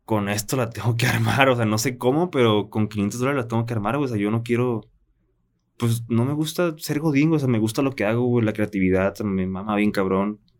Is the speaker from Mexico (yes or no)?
yes; Guadalajara, Jalisco, Mexico; born there; also born or lived in Tijuana; No, yo nací en Guadalajara.